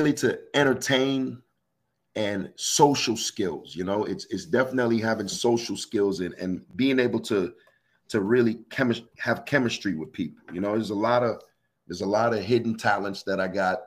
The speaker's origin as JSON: {"language": "English", "town": "New York City", "region": "New York", "country": "United States", "tie": "born or raised there", "also_born_or_lived": "South Florida / Jamaica (ancestry)", "moved": "yes", "lives_now": "Houston, United States", "said": "I'm a Caribbean background. My family's Jamaican. I was raised in New York City and also lived in Florida, South Florida, and then relocated to Houston."}